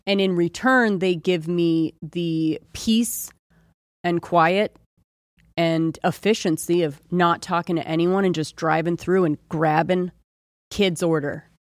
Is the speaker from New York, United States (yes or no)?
no; Ohio, United States; moved away; I grew up in Ohio